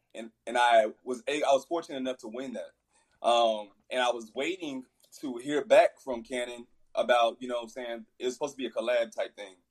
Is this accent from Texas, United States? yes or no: yes; Fort Worth, Texas, United States; I'm from Fort Worth